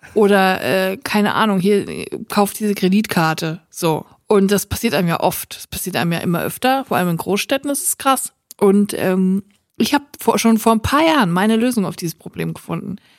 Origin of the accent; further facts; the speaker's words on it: Siegerland, North Rhine-Westphalia, Germany; now in Cologne, Germany; Ich komm ja auch aus dem Siegerland und da ist so eine ganz verrückte Brotkultur